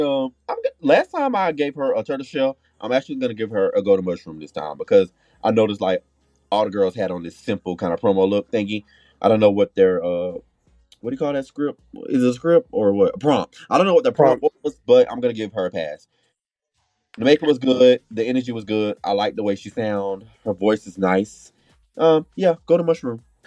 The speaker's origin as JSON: {"language": "English", "town": "Orlando", "region": "Florida", "country": "United States", "tie": "born or raised there", "said": "I'm here to represent for Florida because I was born in Orlando"}